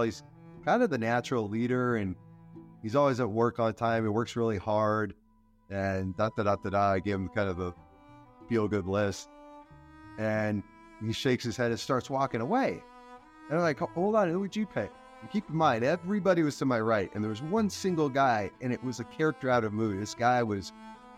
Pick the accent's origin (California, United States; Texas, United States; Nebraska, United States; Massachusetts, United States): California, United States; El Centro; down in my hometown of El Centro, California